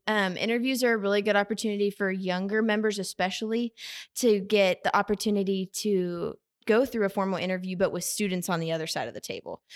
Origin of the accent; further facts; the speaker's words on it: Edmond, Oklahoma, United States; I'm from Edmond, Oklahoma